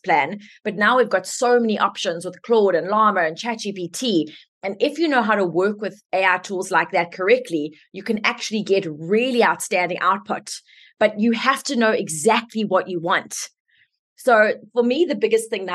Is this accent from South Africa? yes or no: yes; South Africa; I'm South African, so let's just start with my accent